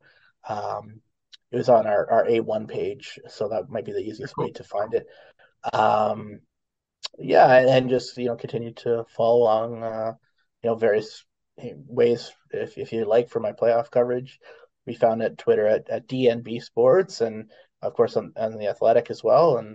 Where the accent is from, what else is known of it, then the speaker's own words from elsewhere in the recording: Toronto, Ontario, Canada; I grew up in Toronto